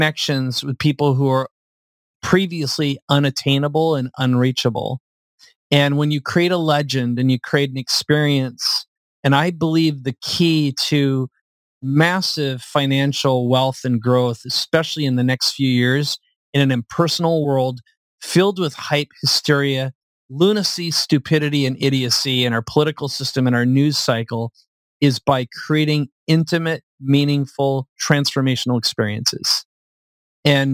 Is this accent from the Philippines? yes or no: no; Minnesota, United States; now in San Diego, United States; I live in San Diego. I like where I live. I'm from Minnesota